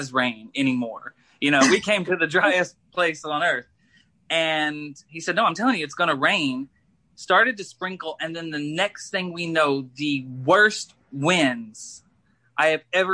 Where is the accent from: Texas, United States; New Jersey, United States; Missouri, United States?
Missouri, United States; moved away; I grew up in Missouri.